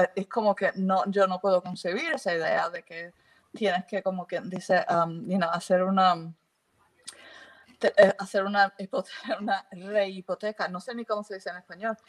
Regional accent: Puerto Rico; also born or lived in England; now in United Kingdom; yo vengo de Puerto Rico

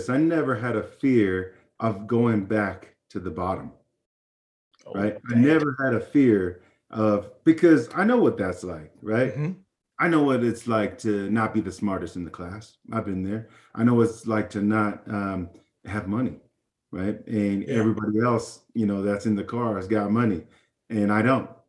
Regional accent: Hawaii, United States; Hawaii, meeting all these new people

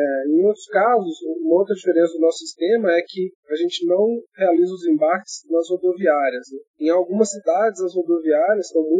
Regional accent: Belo Horizonte, Minas Gerais, Brazil; Eu sou de BH, assim como você

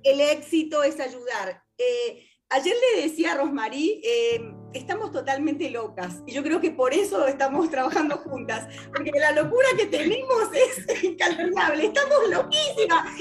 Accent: Argentina; yo soy argentina, vivo en Argentina

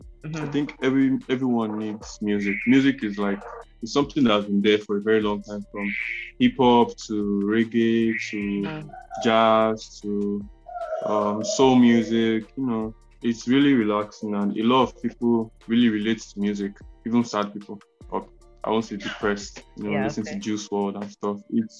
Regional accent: Delta, Nigeria

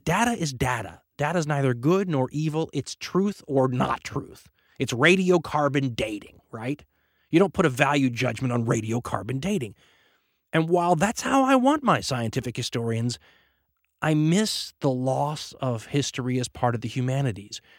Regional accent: United States; being an American

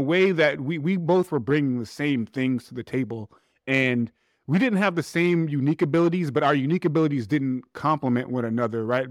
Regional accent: New York City, New York, United States; I'm actually from Hollis, Queens. So Hollis from Hollis.

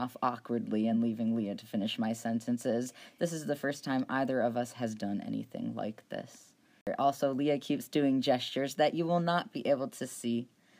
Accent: Ohio, United States; I grew up in Ohio, which is where we currently are, though I attended the University of Alabama for undergrad.

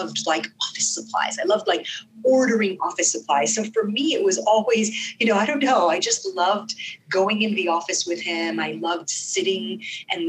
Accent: Sharjah, United Arab Emirates; first language Arabic; English is a second language; also born or lived in Dubai; now in United States; I grew up in the UAE, in Sharjah.

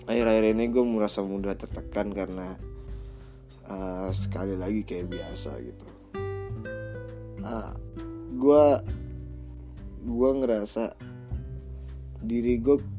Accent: Jakarta, Indonesia; menjunjung tinggi nilai-nilai budaya etnisitas gue berasal gitu ya gue kan orang Betawi banget nih

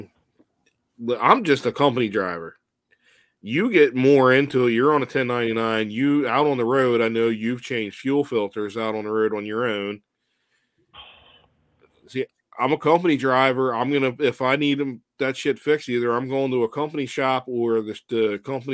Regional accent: Clayton, Delaware, United States; where I grew up in Clayton, Smyrna, Delaware, basically the same fucking town

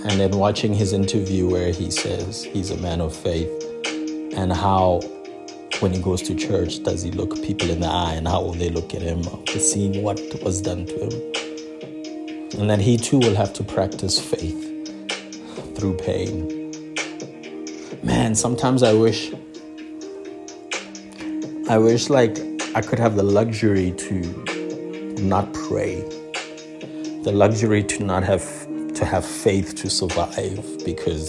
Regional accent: South Africa; being black and being South African

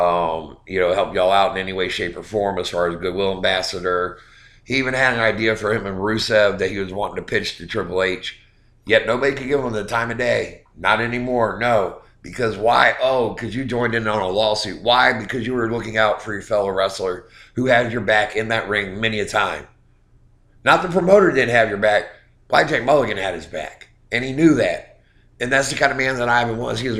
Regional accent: Norfolk, Virginia, United States; it was in my hometown at the Norfolk Scope.

